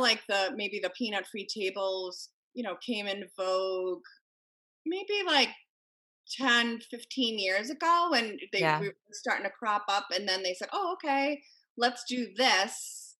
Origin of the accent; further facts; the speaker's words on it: Connecticut, United States; You know, I come from Connecticut where there were school shootings.